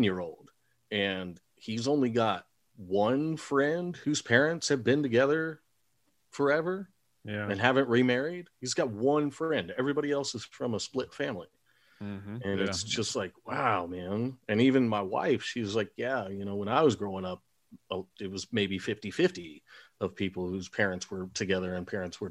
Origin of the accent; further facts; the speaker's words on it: Texas, United States; I grew up in a time where I'm from Texas and I grew up in the 70s, 80s, and 90s, and man, the redneck kids would come to school in high school with their rifles in their trucks